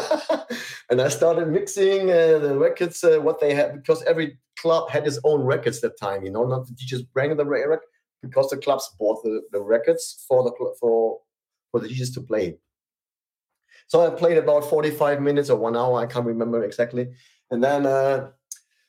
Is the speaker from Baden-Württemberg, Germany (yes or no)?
no; Hamburg, Germany; I went with my scooter from from my hometown to into the middle of Hamburg, Hamburg City